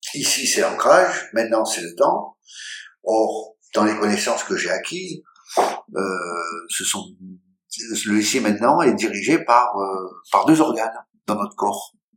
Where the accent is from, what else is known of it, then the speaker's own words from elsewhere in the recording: France; also born or lived in Israel / China; je suis français. Alors en France, je suis juif, mais là-bas, je suis français